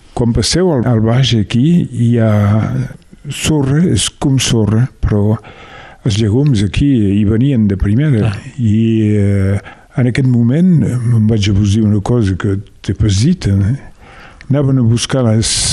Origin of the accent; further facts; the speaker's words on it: Le Soler, Occitania, France; also born or lived in Mas de la Garriga, Rivesaltes; jo sóc nascut al Soler